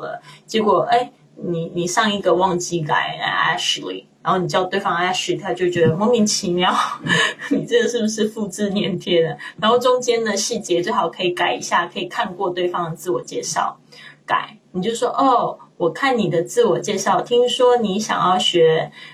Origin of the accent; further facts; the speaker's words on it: Kaohsiung, Taiwan; moved away as an adult; now in Spain; 我也是在一个小地方长大的呀。你说台湾算不算很小？算很小欸